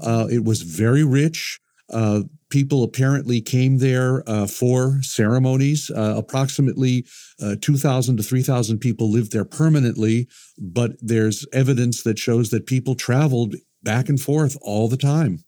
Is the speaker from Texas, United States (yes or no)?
no; Chicago, Illinois, United States; moved away; I grew up in Chicago, which is a great museum town